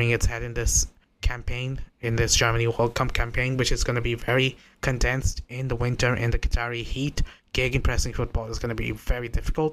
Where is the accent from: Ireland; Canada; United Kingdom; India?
India; I'm not even from that hemisphere. I'm from India.